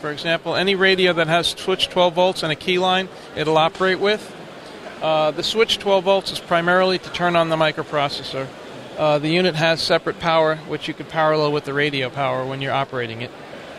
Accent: Ocala, Florida, United States; Ocala, Florida.

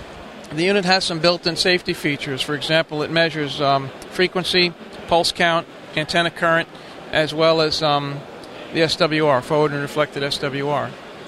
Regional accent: Ocala, Florida, United States; Ocala, Florida.

